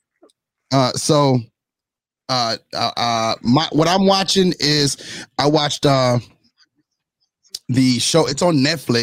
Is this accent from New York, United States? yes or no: yes; New York, United States; my New York brethren